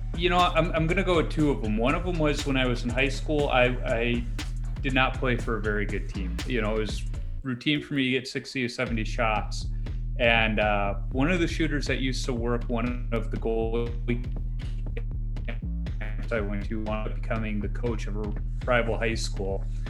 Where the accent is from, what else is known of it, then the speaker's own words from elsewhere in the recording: Chicago, Illinois, United States; I grew up on Chicago's, uh, south side in the Beverly Monk Greenwood neighborhood